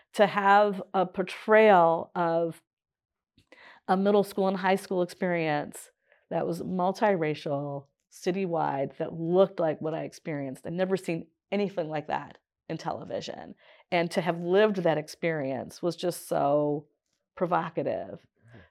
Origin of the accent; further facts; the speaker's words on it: Detroit, Michigan, United States; I grew up in Northwest Detroit, more specifically Wisconsin and Thatcher